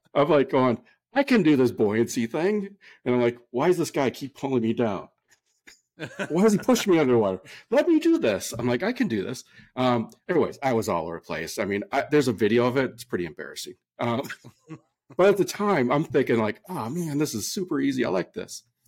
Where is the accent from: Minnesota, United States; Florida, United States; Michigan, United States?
Minnesota, United States; now in California, United States; I came from the Midwest. I'm from Minnesota originally. There's no ocean. I did grow up on lakes